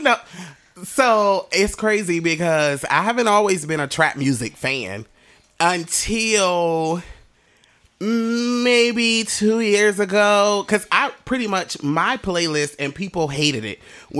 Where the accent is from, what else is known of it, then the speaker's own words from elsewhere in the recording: Norfolk, Virginia, United States; Norfolk born and raised. I didn't do too much traveling. Haven't lived in any other states besides when I went to Job Corp and joined the military.